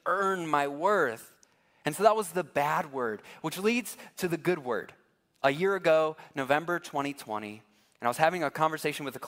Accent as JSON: {"language": "English", "town": "Massillon", "region": "Ohio", "country": "United States", "tie": "born or raised there", "said": "I grew up in Massillon, Ohio, and we love football."}